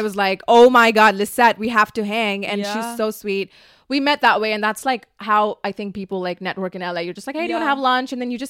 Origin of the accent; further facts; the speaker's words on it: Dubai, United Arab Emirates; moved away as an adult; now in Los Angeles, United States; I'm from the Middle East